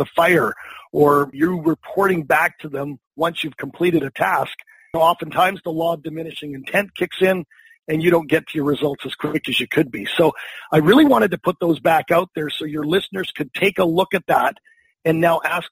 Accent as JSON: {"language": "English", "town": "Vancouver", "region": "British Columbia", "country": "Canada", "said": "I am from Vancouver, British Columbia, Canada"}